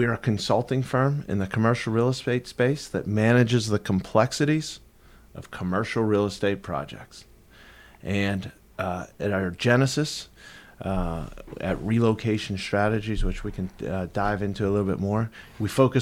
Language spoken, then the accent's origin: English; Pittsburgh, Pennsylvania, United States; now in Tampa, United States; I'm from Pittsburgh